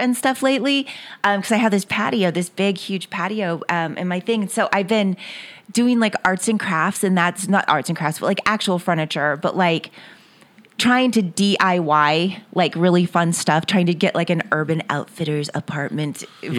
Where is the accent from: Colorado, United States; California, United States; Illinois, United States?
California, United States; Ventura; born there; And I was born in Ventura, California. So I thought, go back towards where you're born. And everybody else was from Texas. So I was the only California girl of my family.